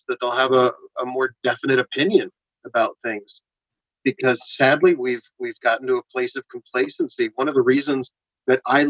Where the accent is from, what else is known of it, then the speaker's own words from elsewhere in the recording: San Antonio, Texas, United States; I grew up in Texas and San Antonio